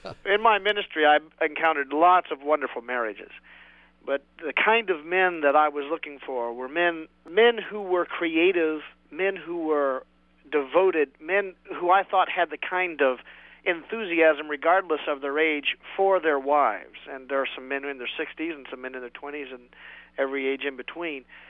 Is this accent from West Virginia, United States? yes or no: yes; West Virginia, United States; moved away; I'm a hillbilly from West Virginia originally